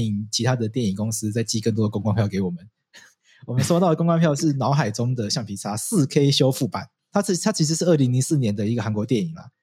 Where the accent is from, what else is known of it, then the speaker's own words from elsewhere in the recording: Taipei, Taiwan; 我这个就是在台北长大的东部人